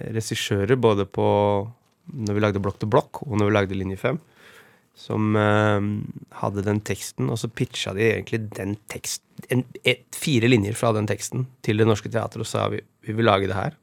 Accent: Oslo, Norway; jeg vokste opp på Romsås.

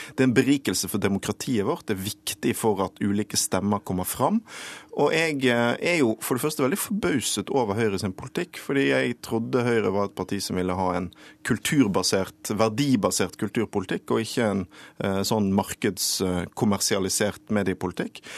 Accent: Bergen, Vestland, Norway; min hjemby Bergen

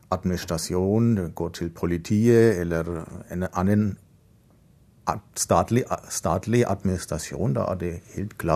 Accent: Bavaria, Germany; accent: Bavarian; Norwegian is a second language; moved away as an adult; now in Trondheim, Norway; Så jeg kommer fra Bayern, hvor det er en ganske sterk dialekt sammenlignet med andre deler av landet.

